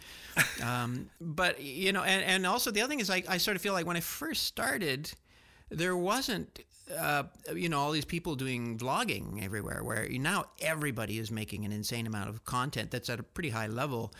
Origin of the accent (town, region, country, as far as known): Canada; born or raised there; also born or lived in France / Barcelona, Spain